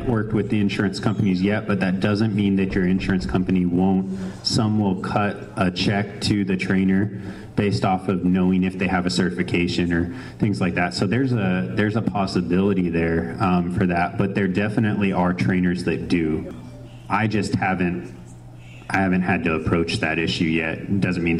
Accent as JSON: {"language": "English", "region": "New Mexico", "country": "United States", "said": "It is 505. I'm from New Mexico"}